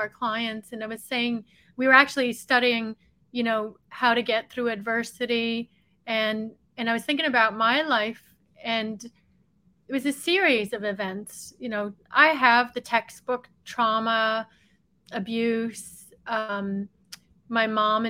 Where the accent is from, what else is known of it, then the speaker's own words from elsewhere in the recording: Derry, Northern Ireland, United Kingdom; moved away; I actually was born in Northern Ireland in a little city called Derry in the north of Ireland, maybe 100,000 people population. And growing up in Northern Ireland